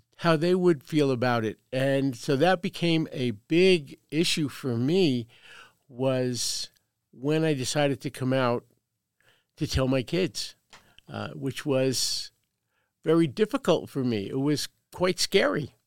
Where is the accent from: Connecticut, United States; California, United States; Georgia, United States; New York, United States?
New York, United States; Brooklyn; now in Carson City, United States; born and raised in Brooklyn, New York. So if you detect a slight accent, that's where it's from.